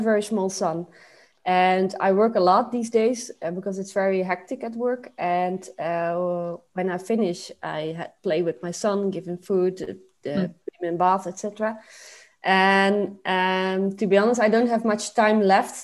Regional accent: Zaltbommel, Gelderland, Netherlands; I grew up in Zaltbommel

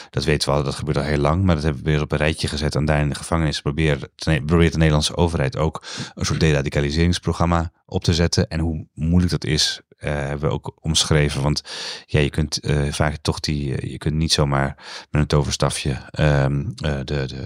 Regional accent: Amsterdam, North Holland, Netherlands; Zeg ik als, eh, als Amsterdammer.

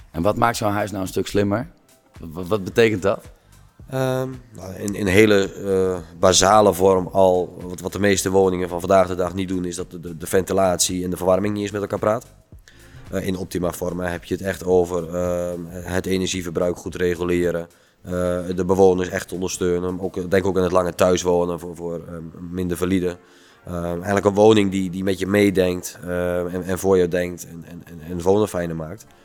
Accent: Netherlands; We, zijn als Nederlanders heel erg gewend om met de rug naar het water te staan, het water buiten te houden.

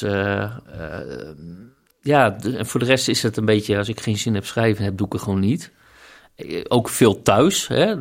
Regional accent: Groningen, Netherlands; ik kom uit Groningen, dus dat is mijn uh, hometown club, zeg maar. Oosterpark, daar was ik in mijn jeugd altijd te vinden

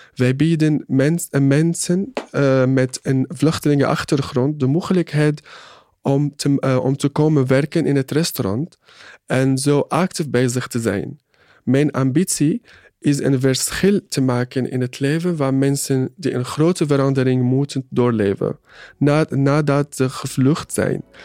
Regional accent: Syria; Dutch is a second language; moved away as an adult; now in Netherlands; zeg dat ik uit Syrië kom

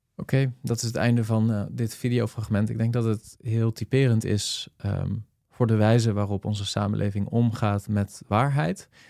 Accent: Netherlands; als Nederlanders

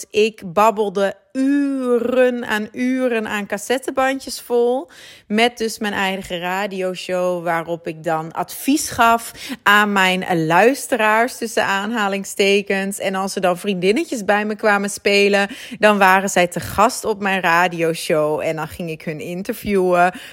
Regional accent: Groningen, Netherlands; accent: Dutch; now in Antwerp, Belgium; ik heb eh, voornamelijk een Nederlands accent, want ik ben geboren en getogen in Groningen, maar ik woon al ruim tien jaar in Antwerpen

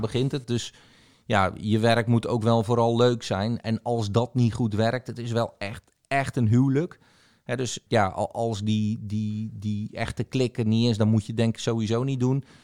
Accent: Zeeuws-Vlaanderen, Zeeland, Netherlands; in de regio waar ik ben opgegroeid, eh, in eh, zuid vlaanderen

